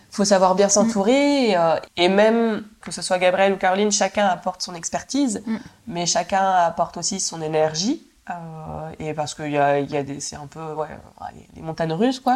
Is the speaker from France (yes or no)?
yes; Nantes, Pays de la Loire, France; moved away as an adult; also born or lived in Canada; je suis retournée à Nantes, ma ville natale